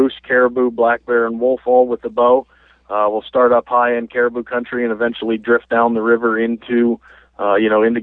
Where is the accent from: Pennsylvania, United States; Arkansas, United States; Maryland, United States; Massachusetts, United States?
Pennsylvania, United States; Pittsburgh; moved away as an adult; also born or lived in Saskatchewan; We grew up in Pittsburgh, Pennsylvania. You know, I'm 27 years old. I lived there until I was, you know, fresh out of high school.